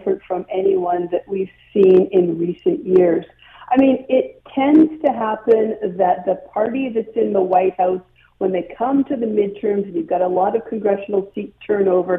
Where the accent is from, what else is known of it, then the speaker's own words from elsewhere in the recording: Canada; now in Atlanta, United States; I'm a Canadian, but I live in Atlanta, Georgia